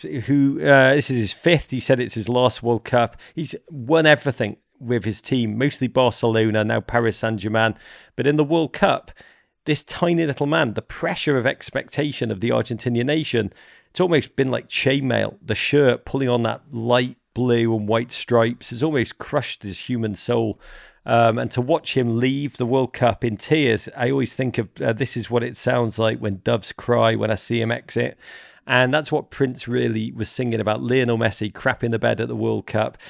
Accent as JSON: {"language": "English", "town": "Liverpool", "region": "North West England", "country": "United Kingdom", "tie": "born or raised there", "also_born_or_lived": "Washington, D.C.", "moved": "as an adult", "lives_now": "United States", "said": "When I grew up in Liverpool, if you were a girl that played football, you were shunned."}